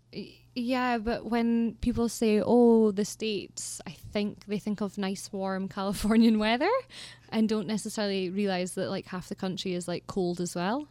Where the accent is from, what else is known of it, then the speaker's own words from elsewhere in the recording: Aberdeenshire, Scotland, United Kingdom; growing up in Aberdeenshire is amazing